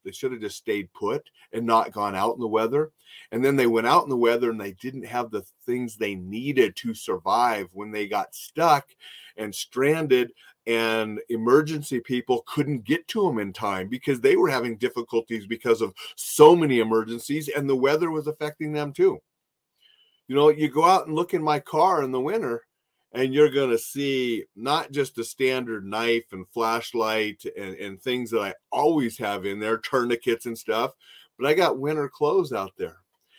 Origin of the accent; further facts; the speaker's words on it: Minot, North Dakota, United States; I grew up in Minot, North Dakota. And when I was there in North Dakota, it was my job to shovel.